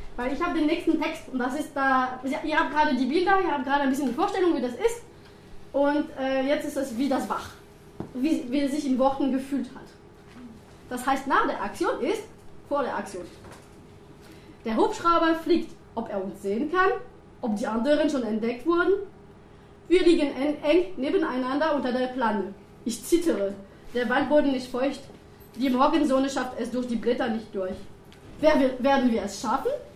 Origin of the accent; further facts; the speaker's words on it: France; German is a second language; moved away as an adult; also born or lived in Bayreuth; now in Germany; Ich bin Französin